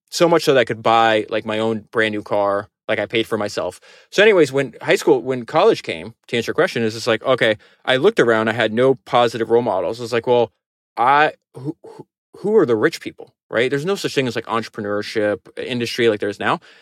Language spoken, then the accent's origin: English; Florida, United States; I grew up in Florida